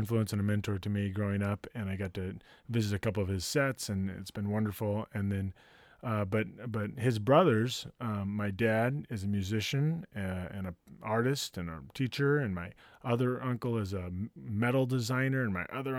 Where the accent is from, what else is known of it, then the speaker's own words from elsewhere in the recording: Santa Barbara, California, United States; I grew up in Santa Barbara. I grew up in a place that used to be called Camp Lore.